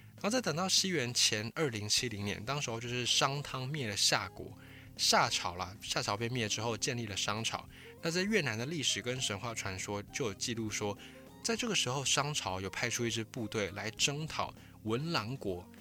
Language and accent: Chinese; Taiwan; 我们是来自台湾